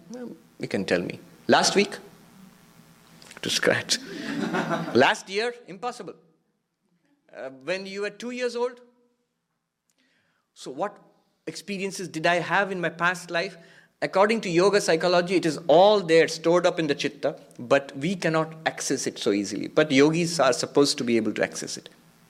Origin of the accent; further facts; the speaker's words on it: California, United States; The ego, I am a man, I am an American, I'm a Californian, I was about to say Texan, because I was in Texas last week